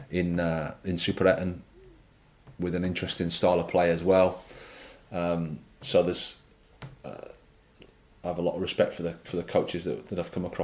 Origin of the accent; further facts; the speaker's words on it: England, United Kingdom; I'm an Englishman, so I can say this that it is quite um, blinkered to, to you know English football